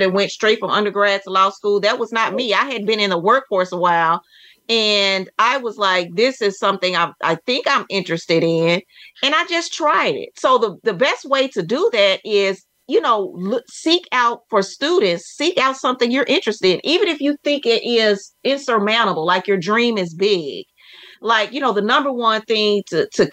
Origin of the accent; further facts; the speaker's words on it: Texas, United States; I'm from Texas, for the Texas Department of Transportation.